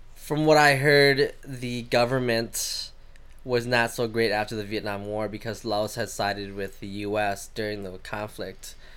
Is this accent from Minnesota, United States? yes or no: yes; Minnesota, United States; born or raised there; also born or lived in Thailand